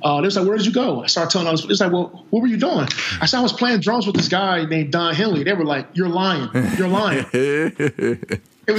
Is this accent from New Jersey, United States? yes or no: yes; Camden, New Jersey, United States; also born or lived in Philadelphia area; we're from Camden, New Jersey, so we didn't have a whole lot of money